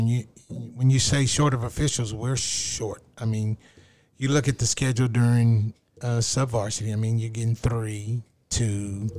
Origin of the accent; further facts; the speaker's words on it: Seminole, Texas, United States; I grew up in West Texas in Seminole